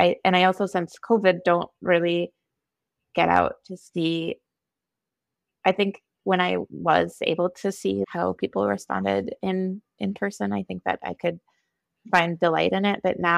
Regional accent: Eden Prairie, Minnesota, United States; being raised Minnesotan or being raised female

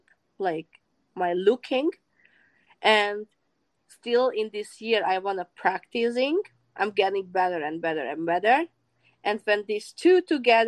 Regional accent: Hungary; moved away as an adult; now in United States; I came from Hungary, which is a small country, from a very small village.

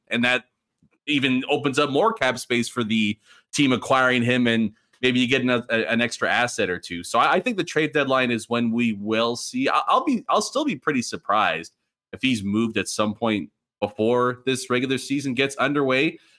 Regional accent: Philadelphia, Pennsylvania, United States; I come from Philly

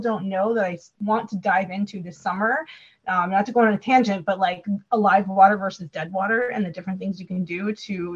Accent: Wisconsin, United States; I'm from Wisconsin

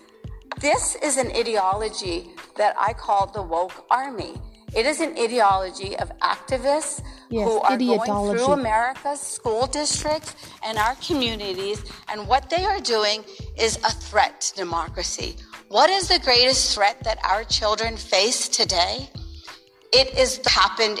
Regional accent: Morgantown, West Virginia, United States; English is a second language; also born or lived in India / New Jersey; I came to the United States at the age of 4. I was an immigrant to the great state of New Jersey, and I grew up in Morgantown, West Virginia, a mostly white state

